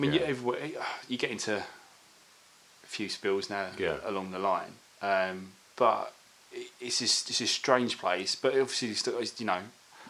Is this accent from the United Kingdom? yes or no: yes; Corringham, East of England, United Kingdom; now in London, United Kingdom; So we never moved from Basildon. So I grew up in Corringham, basically.